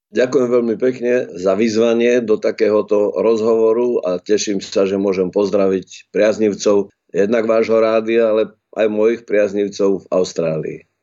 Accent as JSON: {"language": "Slovak", "town": "Prešov", "region": "Prešov Region", "country": "Slovakia", "tie": "born or raised there", "moved": "yes", "lives_now": "Bratislava, Slovakia", "said": "ja som vyrastal len tu na Slovensku"}